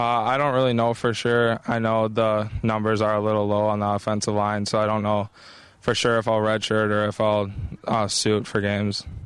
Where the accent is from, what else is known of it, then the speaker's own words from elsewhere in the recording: Minnesota, United States; I was born in Minnesota